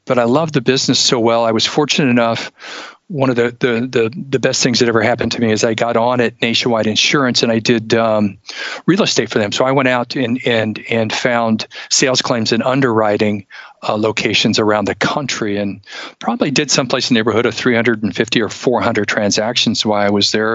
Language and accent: English; Ohio, United States; moved away as an adult; also born or lived in Tacoma, Washington; now in Charleston, United States; grew up in Ohio up until about three years ago